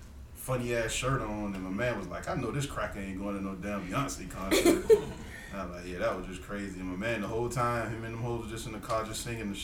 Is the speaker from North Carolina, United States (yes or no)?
no; Savannah, Georgia, United States; And I was like, I'm from Savannah.